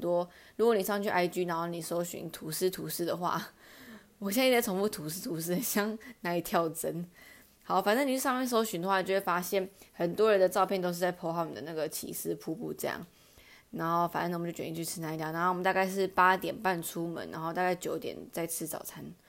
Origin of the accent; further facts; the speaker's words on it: Taichung, Taiwan; 我是台中人